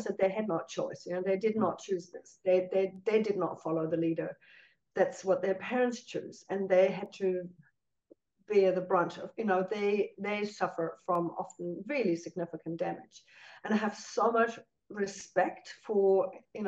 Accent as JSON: {"language": "English", "town": "Cologne", "region": "North Rhine-Westphalia", "country": "Germany", "tie": "born or raised there", "moved": "yes", "lives_now": "New Zealand", "said": "growing up in Cologne"}